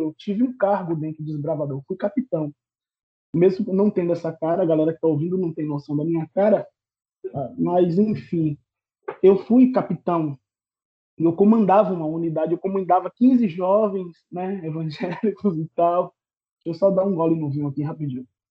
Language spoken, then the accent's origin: Portuguese; Salvador, Bahia, Brazil; also born or lived in Irará, Bahia; now in Feira de Santana, Brazil; eu sou de Salvador, vivi em Salvador até os meus 11 anos e me mudei para o interior da Bahia, uma cidade chamada Irará